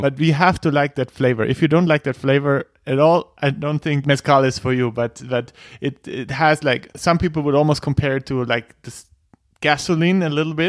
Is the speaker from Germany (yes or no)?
yes; Bavaria, Germany; I'm from Germany, Bavaria.